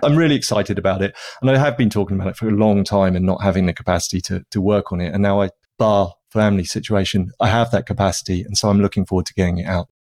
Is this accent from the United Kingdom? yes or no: yes; United Kingdom; I'm British